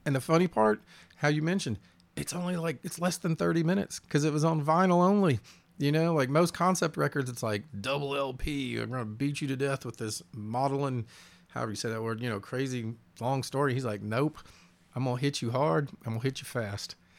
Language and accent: English; the South, United States; as a Southerner